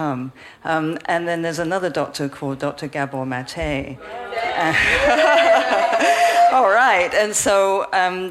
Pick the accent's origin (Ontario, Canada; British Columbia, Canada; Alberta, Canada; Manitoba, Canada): British Columbia, Canada; Vancouver; I'm actually from Vancouver, Canada